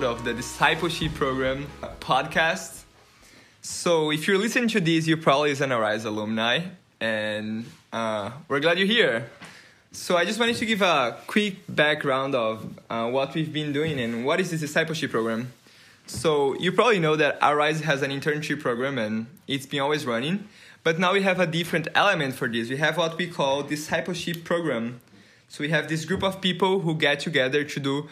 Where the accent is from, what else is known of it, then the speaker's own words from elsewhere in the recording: Brazil; English is a second language; moved away; I'm from Brazil. And maybe you noticed that I have an accent.